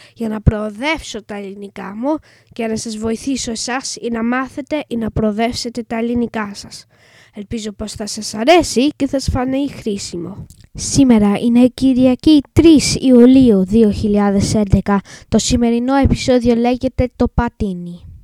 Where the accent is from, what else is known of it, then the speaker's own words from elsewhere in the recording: England, United Kingdom; Greek is a second language; είμαι έντεκα και είμαι Άγγλος. Η μαμά μου όμως είναι Ελληνίδα και θέλει αυτή να μάθω εγώ ελληνικά.